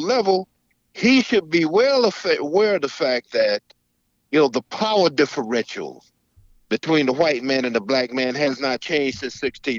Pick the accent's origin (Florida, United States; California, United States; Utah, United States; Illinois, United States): Florida, United States; Me growing up too in Florida